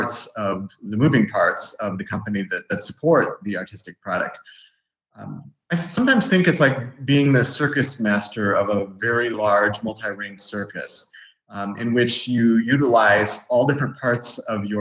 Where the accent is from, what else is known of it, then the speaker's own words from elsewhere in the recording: Algona, Iowa, United States; I grew up in Iowa. I grew up in an agricultural community in northern Iowa, Algona.